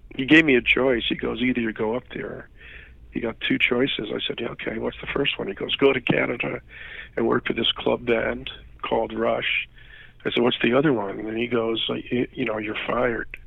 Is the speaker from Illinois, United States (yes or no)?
no; New York City, New York, United States; moved away; also born or lived in North Jersey, New Jersey; I'm from New York originally